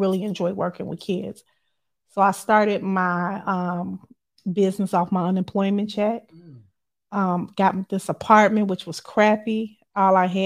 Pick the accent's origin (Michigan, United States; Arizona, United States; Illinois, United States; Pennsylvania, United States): Illinois, United States; Chicago; I'm from the South Side of Chicago